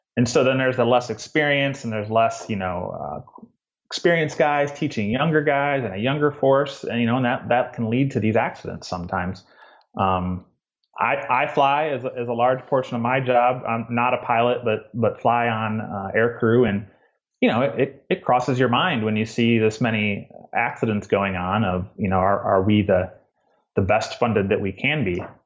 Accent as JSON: {"language": "English", "region": "Midwest", "country": "United States", "tie": "born or raised there", "moved": "as an adult", "lives_now": "Georgia, United States", "said": "I grew up in the Midwest in a small town"}